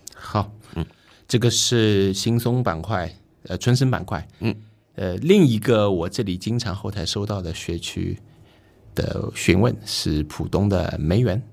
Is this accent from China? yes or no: yes; Shanghai, China; 我们上海人叫做上车盘